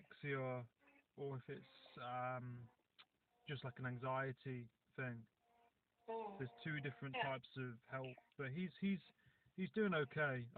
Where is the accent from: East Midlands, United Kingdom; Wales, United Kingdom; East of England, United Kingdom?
East Midlands, United Kingdom; Nottingham; now in Cornwall, United Kingdom; I'm originally from Nottingham